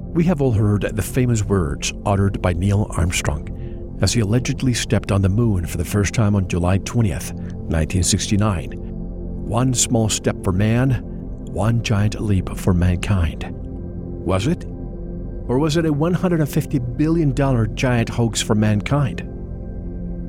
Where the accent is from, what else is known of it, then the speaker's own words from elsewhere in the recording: Puerto Rico; I grew up in Puerto Rico